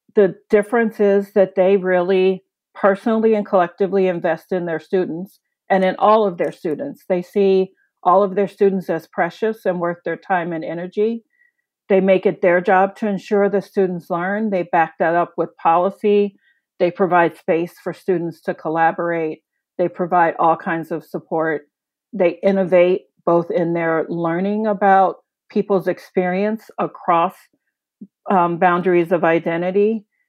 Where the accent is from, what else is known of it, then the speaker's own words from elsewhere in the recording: Chicago, Illinois, United States; As a working class city kid, I grew up in Chicago.